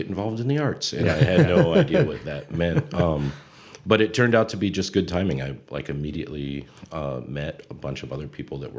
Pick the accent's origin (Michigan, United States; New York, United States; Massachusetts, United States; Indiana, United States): Michigan, United States; Ida; born or raised there; now in Toledo, United States